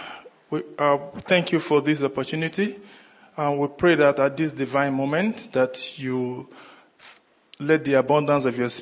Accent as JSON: {"language": "English", "country": "Nigeria", "moved": "as an adult", "lives_now": "Australia", "said": "I come from Nigeria, and I migrated to Australia in 2017 with my family."}